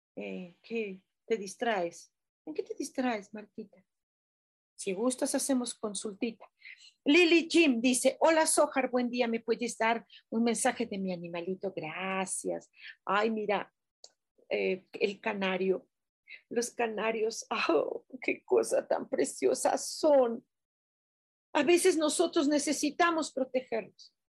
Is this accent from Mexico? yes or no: yes; Mexico; nosotros como mexicanos